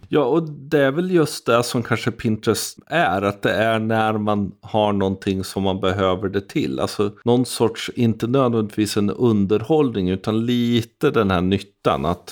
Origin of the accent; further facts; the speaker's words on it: Sweden; som svensk befolkning